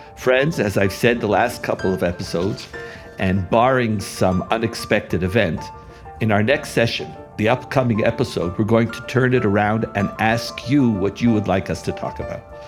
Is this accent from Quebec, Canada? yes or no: yes; Montreal, Quebec, Canada; also born or lived in United States; now in Israel; As a child growing up in Montreal